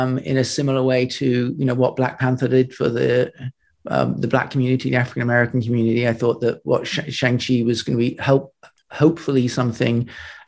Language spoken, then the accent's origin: English; England, United Kingdom; I'm English